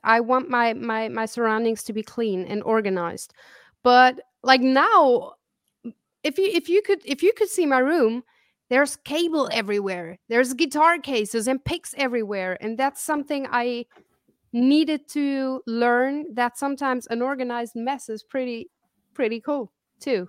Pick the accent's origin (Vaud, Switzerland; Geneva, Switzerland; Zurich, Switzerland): Zurich, Switzerland; also born or lived in Kansas City, Missouri / Italy; I grew up in Switzerland